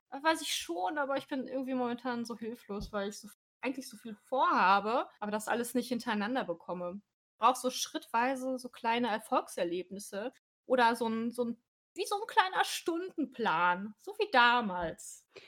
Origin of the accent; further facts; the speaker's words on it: North Rhine-Westphalia, Germany; meinem Heimatort